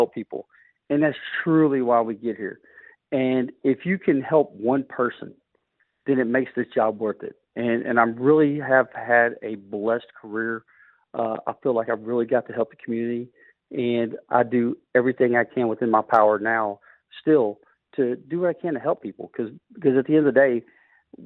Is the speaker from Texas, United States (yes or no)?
yes; Cloverleaf, Texas, United States; Well, I grew up in the Cloverleaf area, and if anybody knows that area over in North Shore, it's not the nicest of areas